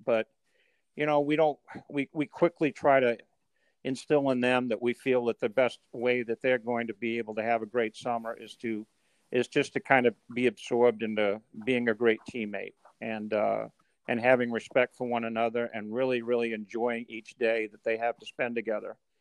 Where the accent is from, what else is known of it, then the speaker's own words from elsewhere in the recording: Maine, United States; I grew up in Maine